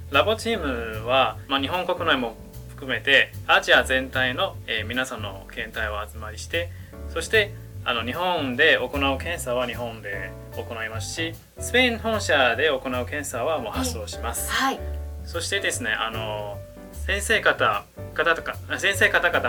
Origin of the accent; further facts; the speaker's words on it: Taiwan; moved away as an adult; now in Japan; 私は台湾出身です